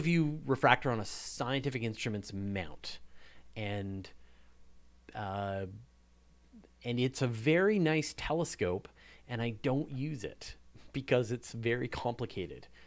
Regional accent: Canada; I'm very proud of what we do here in Canada

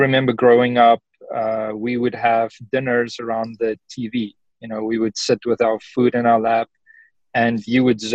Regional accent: South Africa; moved away; I'm from South Africa and my parents aren't here

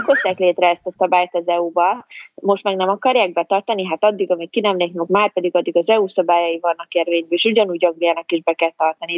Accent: Hungary; moved away as an adult; also born or lived in England; én magyarként Magyarországon itt ülök egy ablaknál

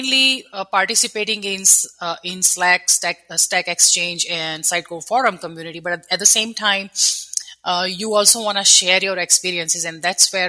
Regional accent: India; moved away as an adult; now in United States; I grew up in India

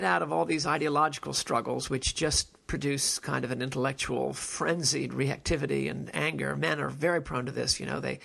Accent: New York, United States; I was born and reared in New York

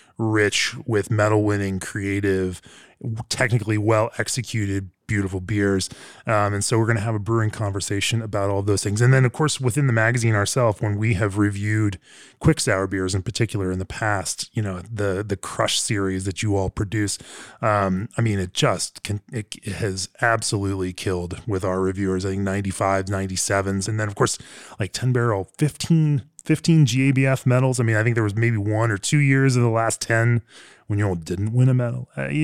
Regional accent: Fort Collins, Colorado, United States; Sure. That's my hometown.

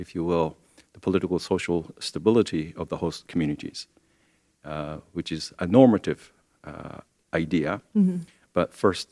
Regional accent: Japan; moved away; Japan, which is my home country

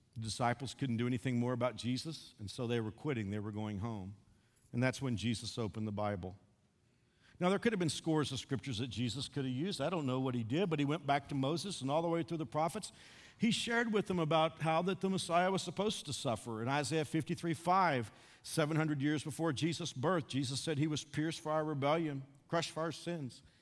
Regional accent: Fort Worth, Texas, United States; moved away; I drove to my hometown of Fort Worth.

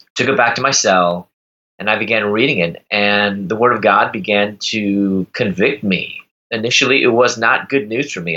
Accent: Chicago, Illinois, United States; moved away as an adult; also born or lived in Louisville, Kentucky; I'm from Chicago. I moved to Louisville, Kentucky at the time

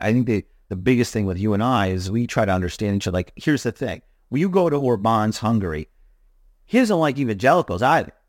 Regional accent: Hudson Valley, New York, United States; you and I are locals, right? We're m, m, born and raised in the Hudson Valley

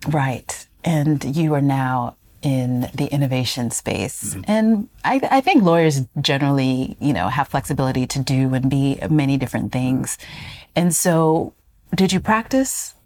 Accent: United States; my family is Ghanaian, growing up in the US

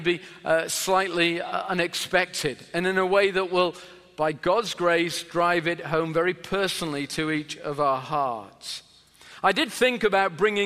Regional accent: Sheffield, Yorkshire and the Humber, United Kingdom; I'm from England, which is in and a particular city called Sheffield, which is in the north of England

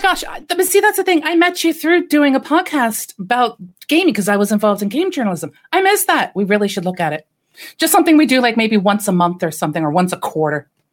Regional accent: United States; as an American

